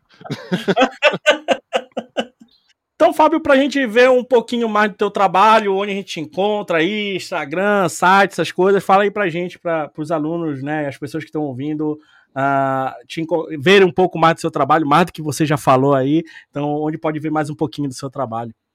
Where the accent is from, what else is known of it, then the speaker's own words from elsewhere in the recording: Brazil; A gente é brasileiro